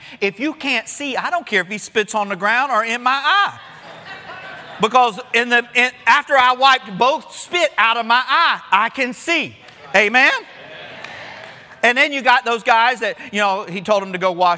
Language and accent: English; Florida, United States; born or raised there